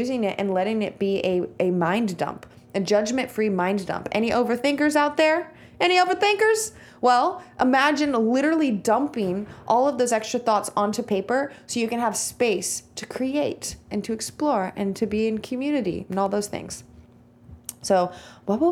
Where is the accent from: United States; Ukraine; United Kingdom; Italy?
United States; Visalia, California; I'm from Visalia, California